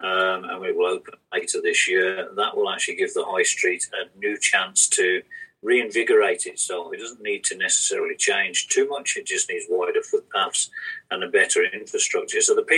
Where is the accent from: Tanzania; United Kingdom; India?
United Kingdom; Birmingham, West Midlands; moved away as an adult; also born or lived in Bournemouth; now in Maybole, United Kingdom; you'll tell from my accent I'm not local. I was born in Birmingham, so I grew up in a big city environment. After leaving Birmingham, we went to Bournemouth, which was a smaller, sleepy seaside town for 10 years